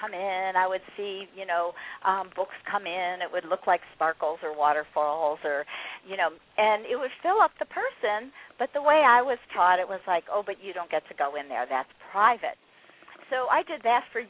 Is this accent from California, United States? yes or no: yes; California, United States; I grew up in California in the 70s